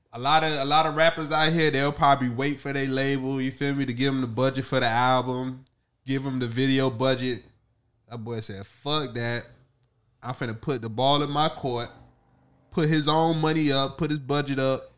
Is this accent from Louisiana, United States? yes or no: yes; New Orleans, Louisiana, United States; moved away